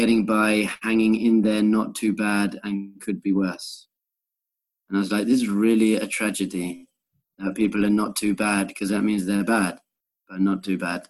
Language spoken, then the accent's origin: English; England, United Kingdom; moved away as an adult; also born or lived in Korea / Thailand; I was born in England, and I went to Manchester University